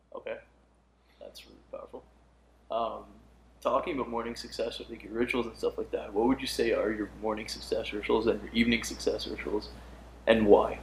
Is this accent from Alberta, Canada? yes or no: yes; Edmonton, Alberta, Canada; I'm from Edmonton, Alberta, Canada